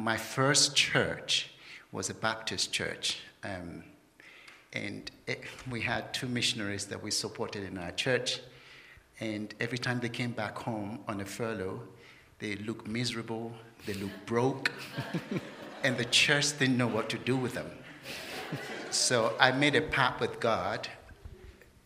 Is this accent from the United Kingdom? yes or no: yes; London, United Kingdom; moved away as an adult; I was born in London